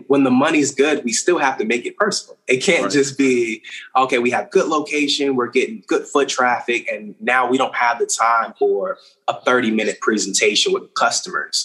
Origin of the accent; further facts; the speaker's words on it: Richmond, Virginia, United States; now in Charlotte, United States; I'm from Richmond, Virginia